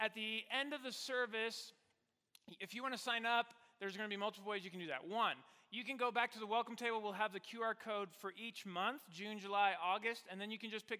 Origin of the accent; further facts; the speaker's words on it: Mexico; moved away as an adult; also born or lived in Virginia; now in Colorado Springs, United States; I grew up in Mexico, and then I went to the United States for undergrad. So I spent my whole life in Mexico.